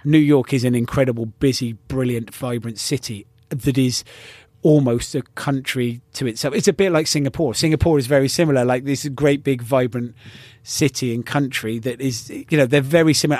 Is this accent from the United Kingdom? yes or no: yes; United Kingdom; incredibly proud of being British